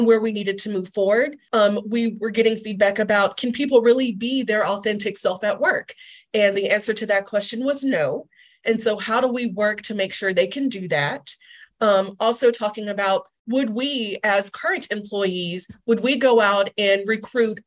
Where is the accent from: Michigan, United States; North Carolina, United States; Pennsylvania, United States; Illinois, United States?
North Carolina, United States; moved away; I'm originally from North Carolina